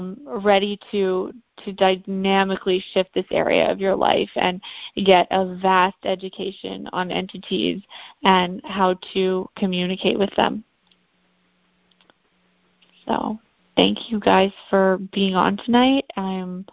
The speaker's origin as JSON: {"language": "English", "country": "Canada", "moved": "yes", "lives_now": "South Carolina, United States", "said": "I'm from Canada originally. I live in South Carolina now."}